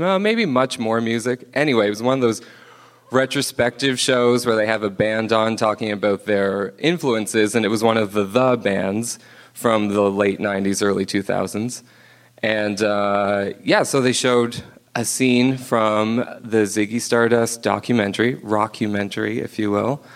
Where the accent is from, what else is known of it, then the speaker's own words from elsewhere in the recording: Cape Breton, Nova Scotia, Canada; I grew up in Cape Breton, Nova Scotia